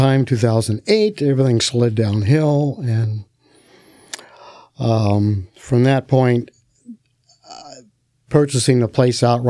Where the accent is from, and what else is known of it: Santa Cruz County, California, United States; born or raised there; moved away as an adult; also born or lived in Eureka, California / Kauai, Hawaii